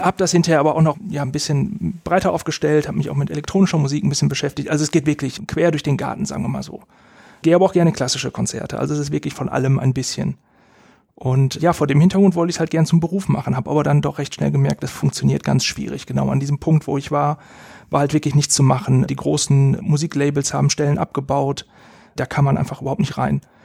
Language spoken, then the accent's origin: German; Essen, North Rhine-Westphalia, Germany; ich bin in Essen aufgewachsen, habe in Essen Abitur gemacht